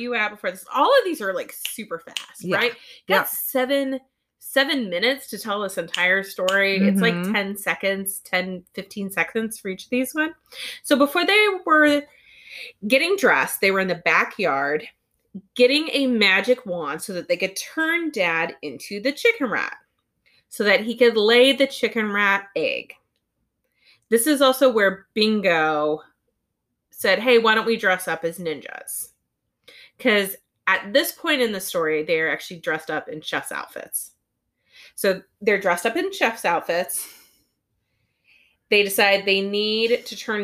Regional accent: United States; I'm American

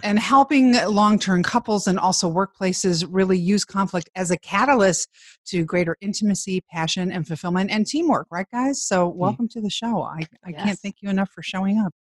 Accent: Chicago, Illinois, United States; I grew up in Chicago

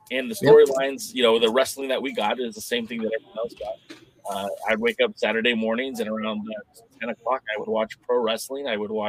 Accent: California, United States; I grew up in Southern California where we were, you know, up until like 1986, we had our own territory, mm-hmm. Los Angeles with the Olympic Auditorium

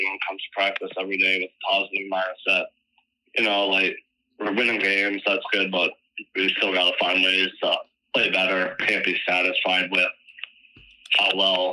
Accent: Richmond Hill, Ontario, Canada; moved away; growing up in Ontario

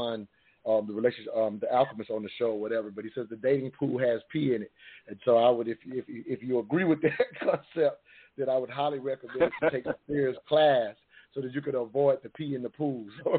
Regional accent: the South, United States; I grew up in the South

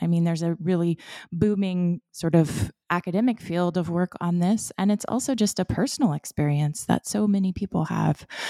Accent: Florida, United States; I was born and raised in Florida in a, um, coastal community

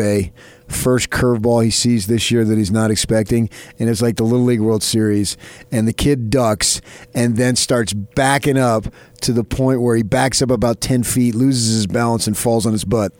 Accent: the New York area, United States; moved away; also born or lived in Phoenix, Arizona; I grew up in the New York area

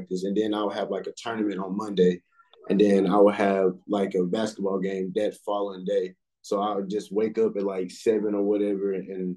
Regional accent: Henderson, Texas, United States; I'm from Henderson, Texas, you know, East Texas.

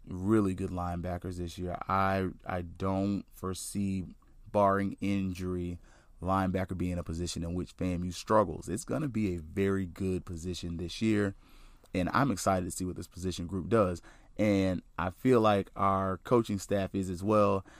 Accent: Tallahassee, Florida, United States; now in Central Florida, United States; I'm from Florida, uh, native of North Florida

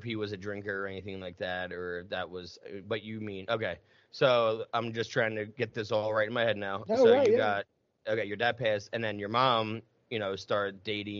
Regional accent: Southern United States, United States; Yeah, I'm from the South.

